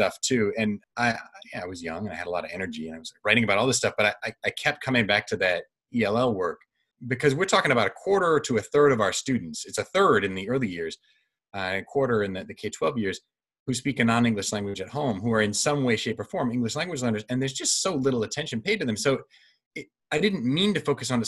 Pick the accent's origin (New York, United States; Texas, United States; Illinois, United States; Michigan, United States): Michigan, United States; Kalamazoo; I grew up in Kalamazoo, Michigan, which is a great town and a wonderful place to grow up